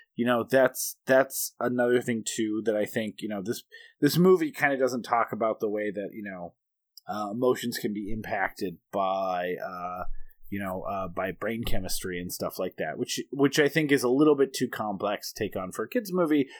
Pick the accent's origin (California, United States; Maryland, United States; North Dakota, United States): North Dakota, United States; Bismarck; also born or lived in Kalispell, Montana; when we moved from Kalispell, Montana to Bismarck, North Dakota when I was seven